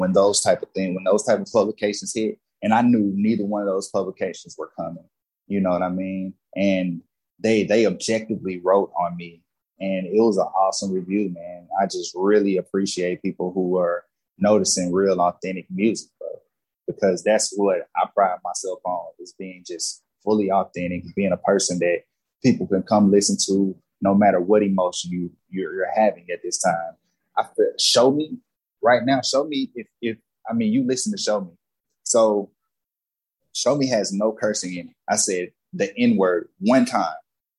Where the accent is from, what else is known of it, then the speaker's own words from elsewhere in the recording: the Bible Belt, United States; I grew up in the Bible Belt, man.